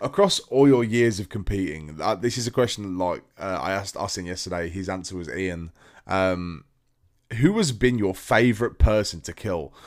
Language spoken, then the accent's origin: English; United Kingdom